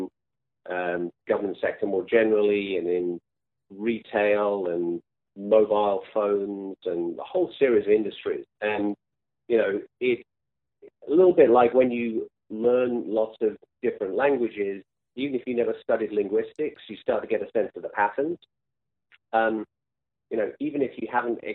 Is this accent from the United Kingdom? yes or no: yes; England, United Kingdom; moved away; also born or lived in France / Italy; I grew up in England, went to school there